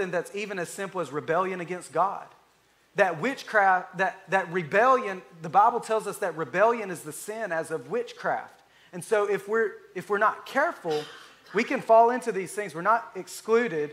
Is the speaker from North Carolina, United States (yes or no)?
no; Alabama, United States; I'm from Alabama